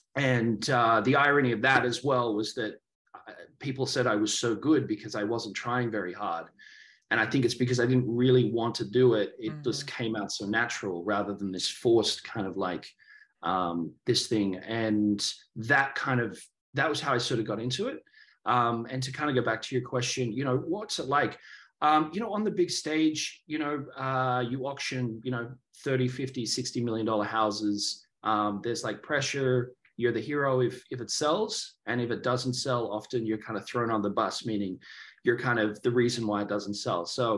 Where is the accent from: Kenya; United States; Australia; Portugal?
Australia; Sure. I guess growing up, I grew up in Australia, very traditional sports, surfing.